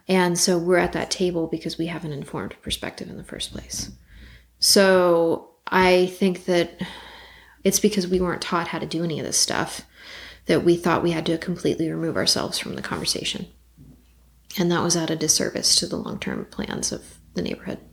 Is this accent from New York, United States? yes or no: no; Los Angeles, California, United States; I grew up in Los Feliz in the 90s